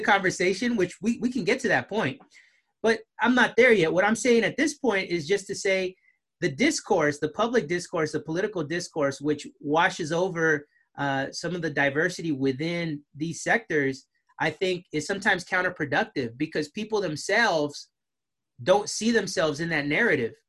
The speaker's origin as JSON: {"language": "English", "region": "Southern California", "country": "United States", "moved": "as an adult", "lives_now": "Boston, United States", "said": "I am Mexican American, originally from Southern California"}